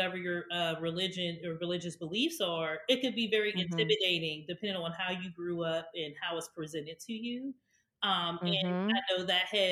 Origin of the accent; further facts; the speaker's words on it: Pittsburgh, Pennsylvania, United States; moved away as an adult; now in Maryland, United States; born and raised in Pittsburgh. I didn't come to Maryland until I went to college